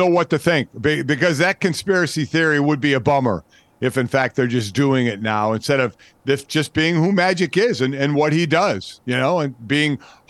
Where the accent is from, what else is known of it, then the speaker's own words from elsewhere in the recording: Cleveland, Ohio, United States; where I grew up in Cleveland